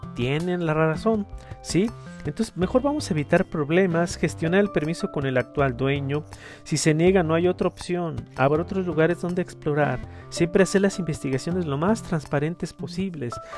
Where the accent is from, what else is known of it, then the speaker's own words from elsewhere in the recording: Mexico; los mexicanos siempre tenemos